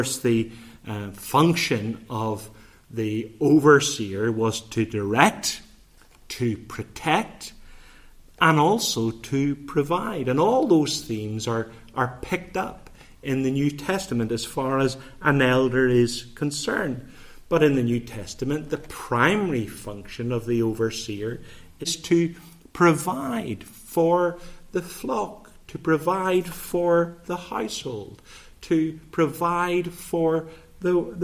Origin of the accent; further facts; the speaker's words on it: Bangor, Northern Ireland, United Kingdom; growing up in Rosemary Park in Bangor